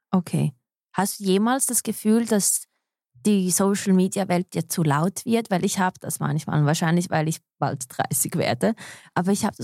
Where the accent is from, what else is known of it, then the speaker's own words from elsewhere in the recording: Switzerland; born there; ich bin halt in der Schweiz geboren, aber ich habe mein Umfeld immer mit so internationalen Menschen ein bisschen gestaltet, unbewusst.